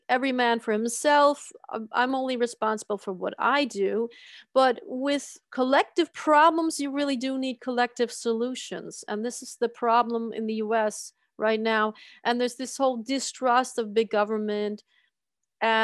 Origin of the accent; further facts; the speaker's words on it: United States; now in Germany; Growing up in the United States